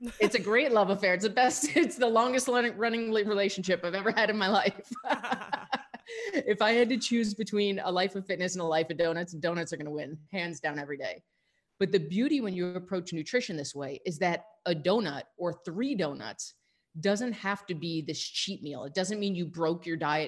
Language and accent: English; New York, United States; also born or lived in California; now in Tucson, United States; I'm I'm born and raised in New York, so I will always be an East Coaster at heart